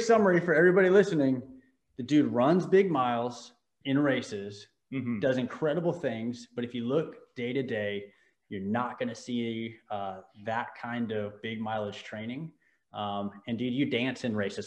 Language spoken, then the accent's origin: English; Newport Beach, California, United States; I was born in Newport beach